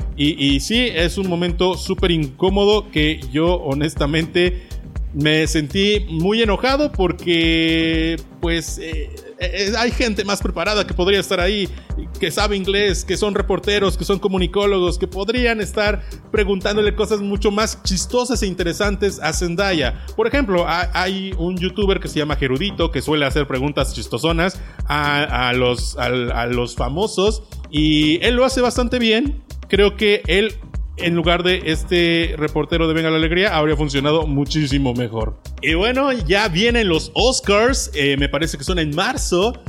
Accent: Mexico; como mexicano

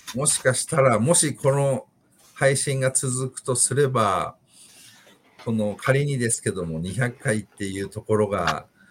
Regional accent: Yokoze, Saitama, Japan; 私は横瀬、埼玉県の横瀬町の出身なんですけども

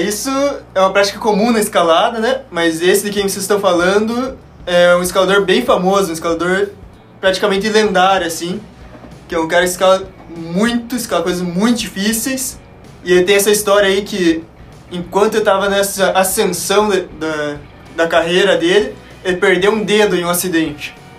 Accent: Curitiba, Paraná, Brazil; sou de Curitiba

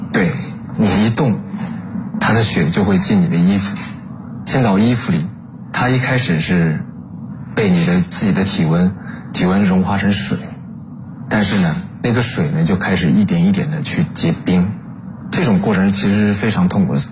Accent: southern China, China; 因为我是南方人

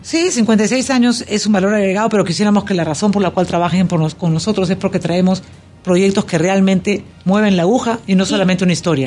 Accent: Peru; now in Panama; Yo como peruana

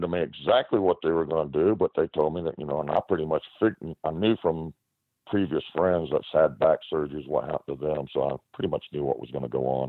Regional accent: United States; born or raised there

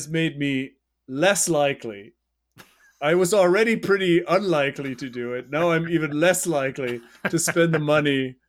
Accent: North Rhine-Westphalia, Germany; I'm from the Ruhrgebiet. I probably more Polish than you.

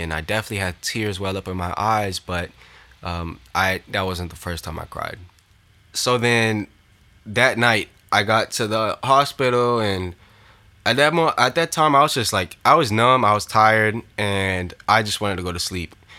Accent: Orlando, Florida, United States; I support Orlando City, my hometown team

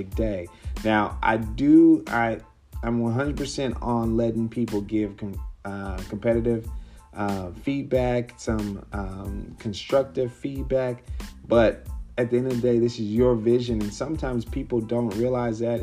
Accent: Mesquite, Texas, United States; also born or lived in Dallas; my hometown. Mesquite, Texas is right next to Dallas.

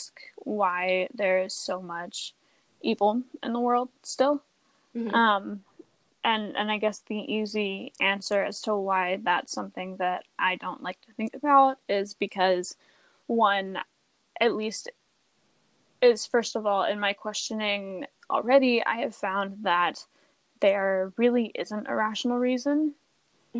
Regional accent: United States; having grown up in America and being American

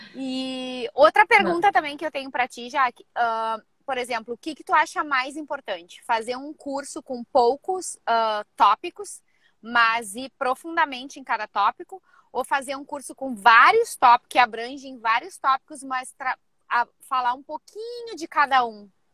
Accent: Rio Grande do Sul, Brazil; moved away as an adult; now in San Diego, United States; sou do Rio Grande do Sul, aí no Brasil, mas já faz 12 anos que eu vivo aqui em San Diego

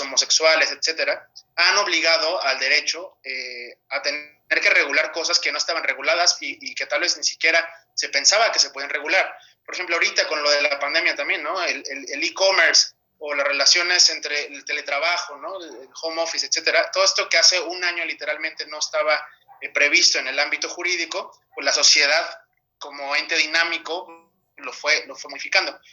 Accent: Mexico; also born or lived in Europe

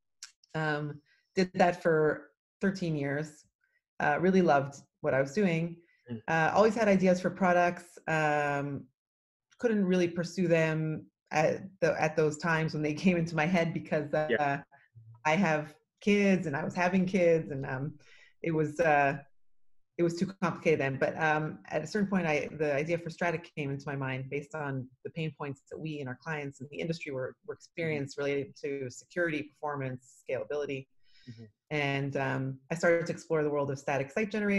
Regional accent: Toronto, Ontario, Canada; now in Israel; I'm actually originally from Toronto, Canada, and I moved to Israel about 26 years ago

